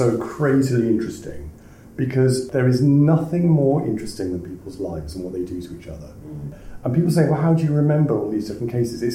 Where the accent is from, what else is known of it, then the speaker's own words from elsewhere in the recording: Wales, United Kingdom; I'm from Wales